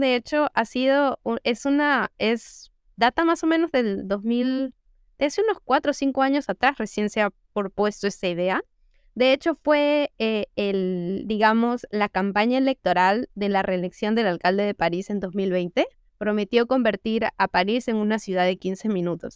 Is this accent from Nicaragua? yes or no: no; Lima, Peru; nosotros somos de acá, de Lima, Perú